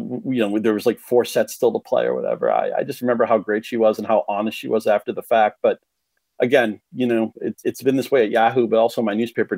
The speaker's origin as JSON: {"language": "English", "town": "Chelmsford", "region": "Massachusetts", "country": "United States", "tie": "born or raised there", "said": "My hometown Chelmsford"}